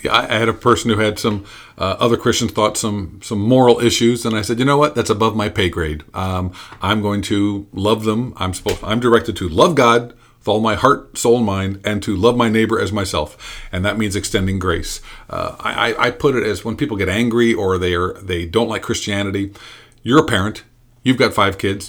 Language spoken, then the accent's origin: English; Indiana, United States; I'm from Indiana.